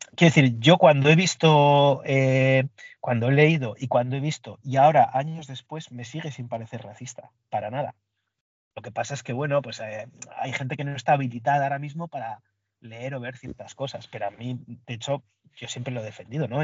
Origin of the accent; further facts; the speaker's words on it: Basque Country, Spain; Yo soy del País Vasco